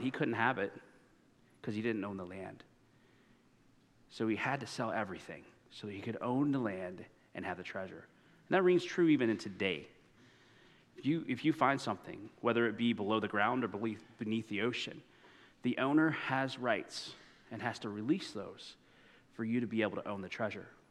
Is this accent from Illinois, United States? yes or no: no; Indiana, United States; moved away as an adult; I grew up in Indiana